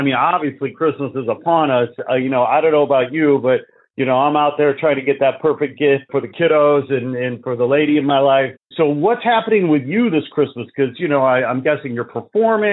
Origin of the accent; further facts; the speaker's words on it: Chicago, Illinois, United States; moved away as an adult; now in Los Angeles, United States; I was born and raised in Chicago. I moved to L.A. 20 years ago.